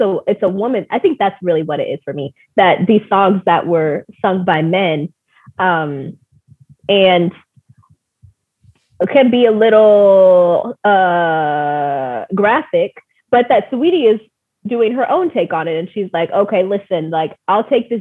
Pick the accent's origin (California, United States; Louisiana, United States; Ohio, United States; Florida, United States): California, United States; I was from California